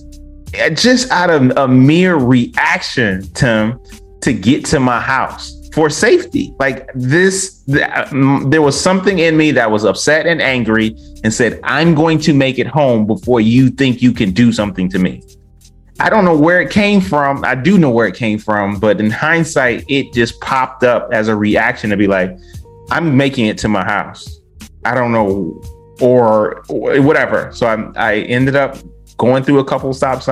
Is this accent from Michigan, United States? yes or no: yes; Westland, Michigan, United States; Me growing up in Detroit, I lived in the suburbial area of Detroit called Westland